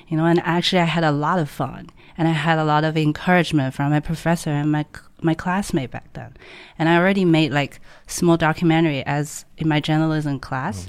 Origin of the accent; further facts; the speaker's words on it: Hangzhou, Zhejiang, China; English is a second language; moved away as an adult; now in Shanghai, China; I born and grew up in Hangzhou.